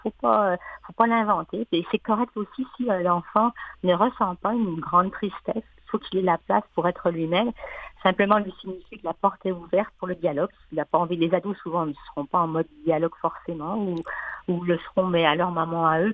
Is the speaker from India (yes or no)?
no; France; accent: French; now in Quebec, Canada; je viens de la France, comme mon accent trahit